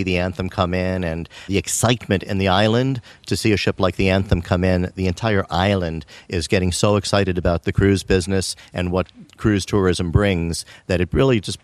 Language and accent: English; United States; accent: American; now in Martinique; from my accent, you can probably realize I'm American